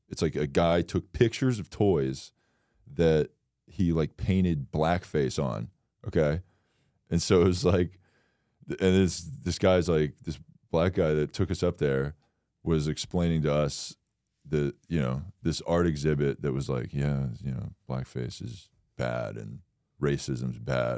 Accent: Florida, United States; I'm from Florida

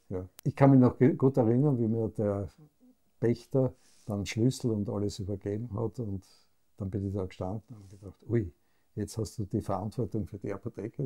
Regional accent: Graz, Styria, Austria; Ich bin dann in Graz aufgewachsen, in einer sehr wohlbehüteten Familie

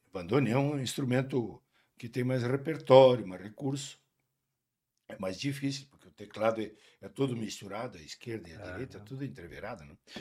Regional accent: Rio Grande do Sul, Brazil; nós na região da fronteira

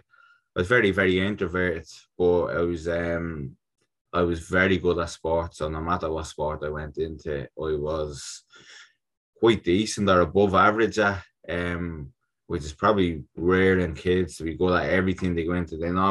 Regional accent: Ireland; Yeah, so I'm an Irish international boxer.

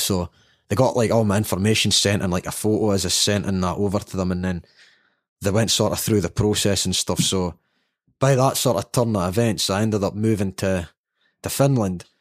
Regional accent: Dundee, Scotland, United Kingdom; born or raised there; also born or lived in Addis Ababa, Ethiopia

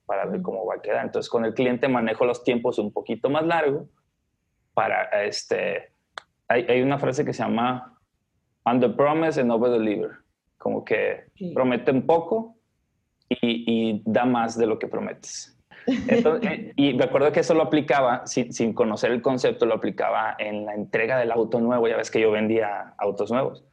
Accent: Los Mochis, Sinaloa, Mexico; now in Guadalajara, Mexico; yo vivo en Guadalajara, ¿no? Este, Soy de Los Mochis, Sinaloa

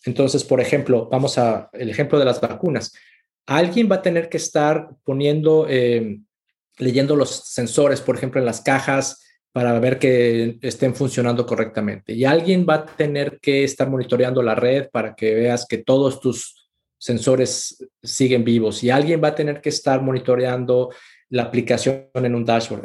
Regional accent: Mexico; moved away as an adult; also born or lived in Mexico City / Monterrey / Austin, Texas; Yo soy mexicano

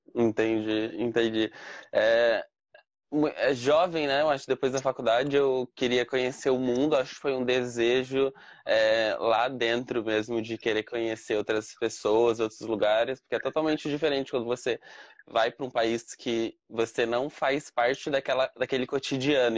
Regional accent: Cambé, Paraná, Brazil; moved away as an adult; now in Dublin, Ireland; do Paraná, de Cambé, ali do lado de Cambé, né? De lá de Londrina.

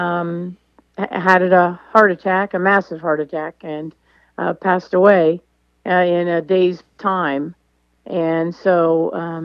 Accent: Sugar Grove, Ohio, United States; I grew up in Sugar Grove, Ohio, and went to Bern Union High School.

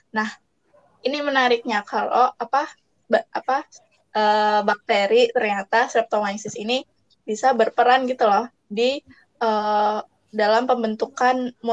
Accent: Temanggung, Central Java, Indonesia; uh, asal daerah dari Temanggung.

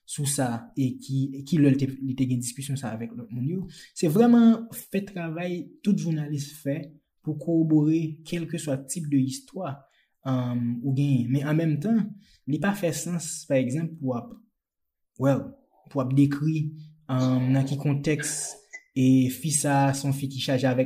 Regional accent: Jérémie, Grand'Anse, Haiti; moved away as an adult; mwen mèm mwen te Jeremie, uh, mwen fè Jeremie, mwen leve Jeremie jusqu'a 18 an.

